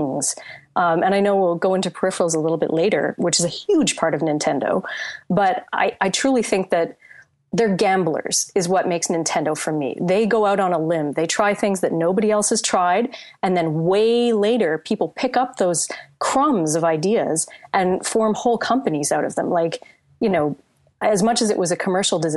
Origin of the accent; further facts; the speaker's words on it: Canada; I speak as a Canadian here